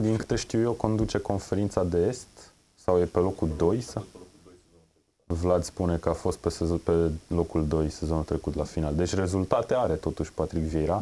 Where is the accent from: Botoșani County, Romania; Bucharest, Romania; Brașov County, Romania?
Brașov County, Romania; Brașov; Eu sunt din Brașov